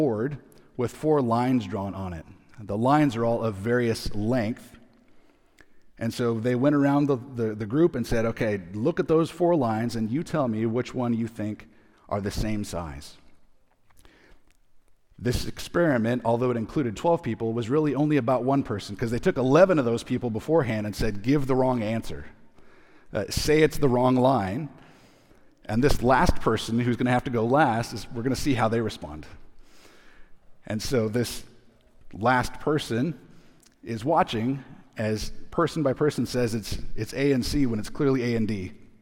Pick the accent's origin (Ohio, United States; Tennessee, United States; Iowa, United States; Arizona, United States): Arizona, United States; We're from Arizona